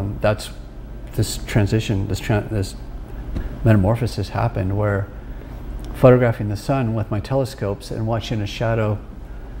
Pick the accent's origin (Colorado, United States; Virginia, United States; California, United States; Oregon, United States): California, United States; Sacramento; I grew up in Sacramento